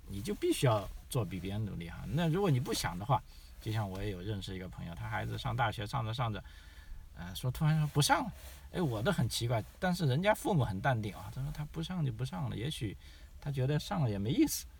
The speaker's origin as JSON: {"language": "Chinese", "country": "China", "also_born_or_lived": "Guangzhou", "moved": "yes", "lives_now": "Australia", "said": "咱们来自中国的移民朋友也好"}